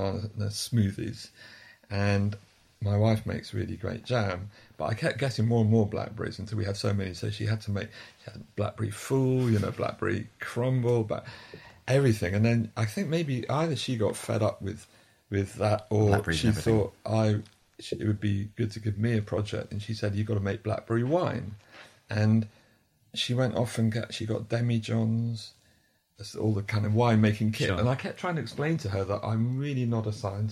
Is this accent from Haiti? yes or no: no; Devon, South West England, United Kingdom; growing up in Devon